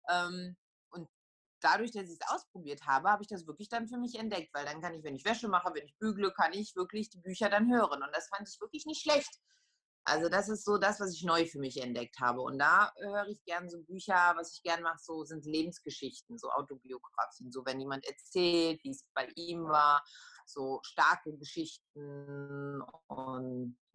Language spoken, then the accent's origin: German; Poland; accent: Polish; German is a second language; und dann habe ich halt so meinen polnischen Akzent noch dazugelegt